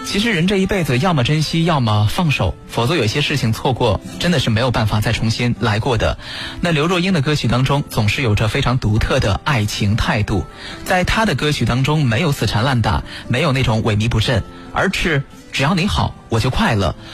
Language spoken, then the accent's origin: Chinese; China; 我们中国人在这方面是比较含蓄的。